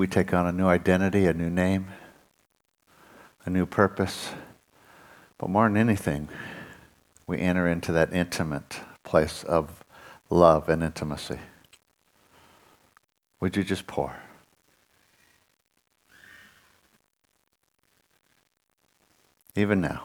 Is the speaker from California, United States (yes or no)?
yes; Southern California, United States; I was raised in Southern California.